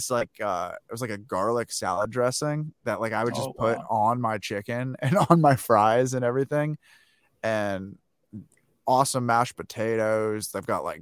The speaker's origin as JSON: {"language": "English", "country": "United States", "said": "as an American"}